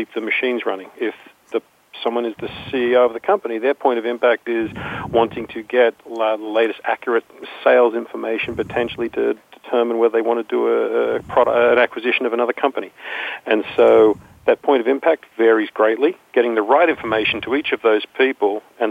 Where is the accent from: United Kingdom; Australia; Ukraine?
Australia; moved away as an adult; now in Morristown, United States; I live in Morristown, New Jersey now, originally from rather further away than the other people on this call. Originally came from Australia.